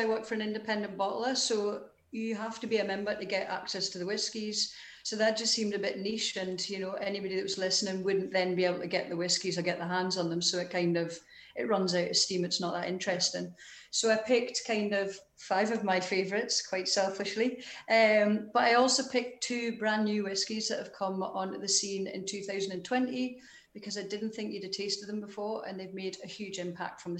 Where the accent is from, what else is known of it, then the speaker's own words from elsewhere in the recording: Newcastle upon Tyne, North East England, United Kingdom; now in Edinburgh, United Kingdom; I was born in Newcastle